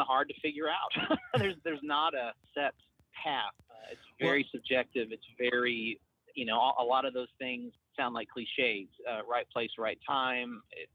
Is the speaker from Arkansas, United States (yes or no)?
yes; Siloam Springs, Arkansas, United States; moved away as an adult; now in Oklahoma, United States; I grew up in Arkansas, but I do consider myself an Oklahoman because I've lived here much, much longer than I lived there. But I grew up in Silent Springs